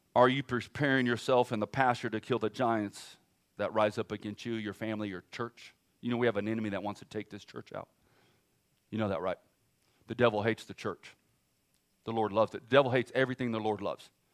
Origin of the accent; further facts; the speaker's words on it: California, United States; now in Oklahoma, United States; I'm from California, so I talk fast